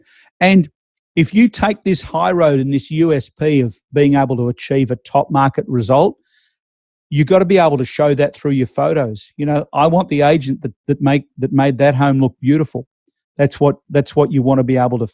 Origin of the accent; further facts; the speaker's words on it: Melbourne, Victoria, Australia; moved away; I'm originally from Melbourne, the auction capital of the world.